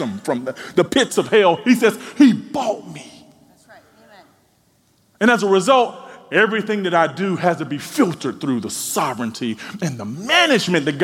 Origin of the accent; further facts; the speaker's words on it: Mississippi, United States; growing up in Mississippi